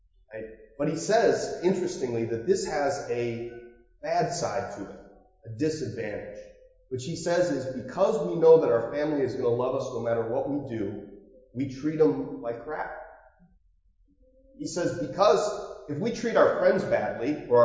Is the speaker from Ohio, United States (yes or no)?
yes; Marblehead, Ohio, United States; I grew up near Marblehead, and there's a little gated community called Lakeside